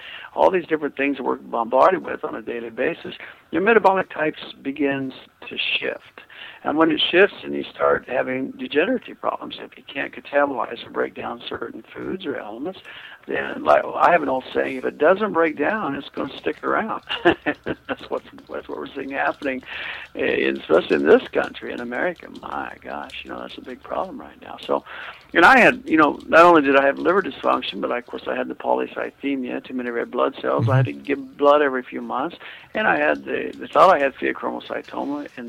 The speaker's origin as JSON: {"language": "English", "region": "Kansas", "country": "United States"}